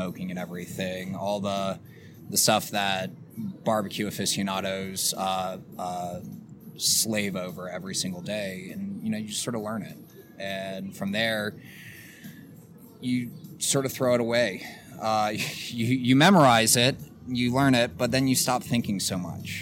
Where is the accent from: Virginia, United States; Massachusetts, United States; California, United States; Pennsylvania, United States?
Virginia, United States; moved away; growing up in Virginia